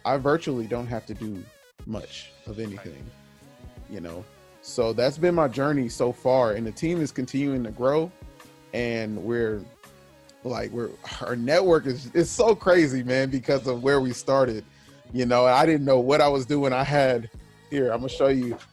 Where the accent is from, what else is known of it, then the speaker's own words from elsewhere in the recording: Southern California, United States; also born or lived in Kansas; now in Wichita, United States; I grew up in Southern California